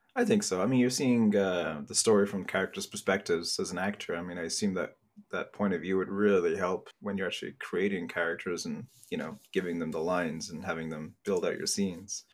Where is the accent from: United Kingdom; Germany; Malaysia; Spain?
United Kingdom; England; 'Cause I'm from England